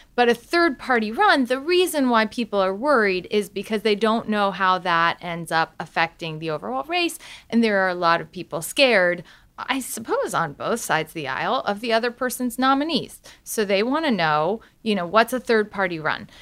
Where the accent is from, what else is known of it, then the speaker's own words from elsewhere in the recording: Galesburg, Illinois, United States; I'm from Galesburg, Illinois.